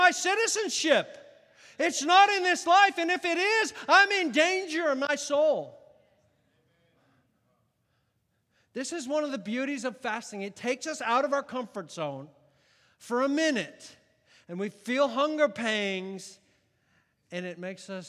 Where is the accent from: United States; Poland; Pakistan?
United States; I'm an American